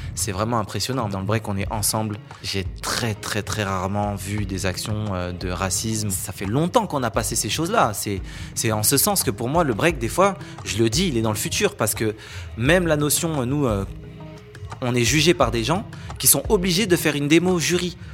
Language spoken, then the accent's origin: French; France; pour nous, en tant que Français, c'est historique